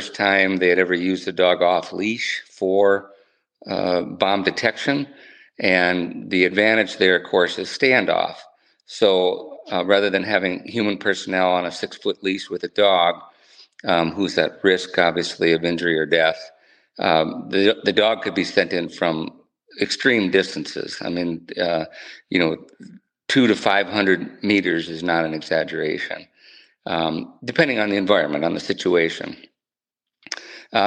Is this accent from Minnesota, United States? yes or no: yes; Northfield, Minnesota, United States; moved away as an adult; also born or lived in Southwest Wyoming / Southern Pines, North Carolina; I grew up in Northfield, Minnesota, went to school there